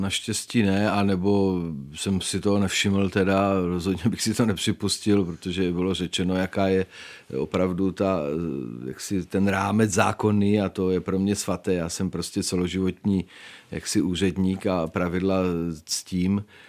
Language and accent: Czech; Czechia; My jako Češi